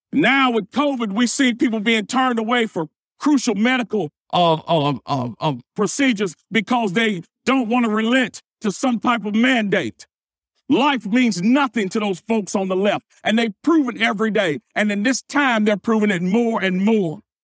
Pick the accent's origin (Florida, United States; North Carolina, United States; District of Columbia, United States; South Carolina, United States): North Carolina, United States; back in my home state of North Carolina